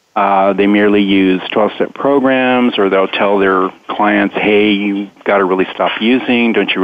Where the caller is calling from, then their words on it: San Diego, California, United States; I'm calling from San Diego, California